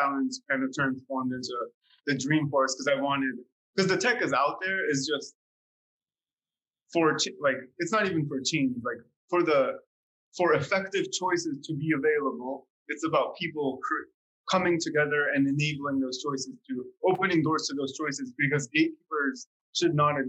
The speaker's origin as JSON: {"language": "English", "country": "Slovakia", "second_language": "English", "moved": "yes", "said": "when I came from Slovakia, you know, like coming from a post-socialist communist country, like change did not occur."}